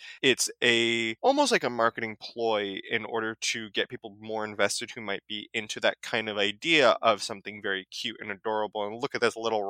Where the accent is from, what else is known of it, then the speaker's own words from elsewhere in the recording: New York City, New York, United States; I'm from Staten Island